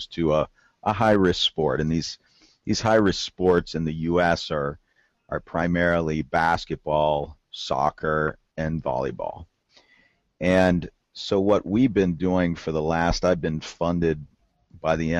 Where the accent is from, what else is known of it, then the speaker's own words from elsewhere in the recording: Southwest Ohio, United States; moved away as an adult; now in Kentucky, United States; I'm from the Southwest Ohio. I'm actually a lifelong Ohio-Tuckian, and I was born in Ohio. We always had a farm in Kentucky. Now I have a farm in Kentucky, and I live in Kentucky